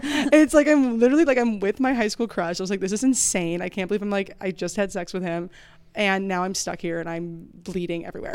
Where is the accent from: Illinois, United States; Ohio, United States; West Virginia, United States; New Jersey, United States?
Illinois, United States; suburbs of Chicago; I'm from like the suburbs, like oh, yeah, of Chicago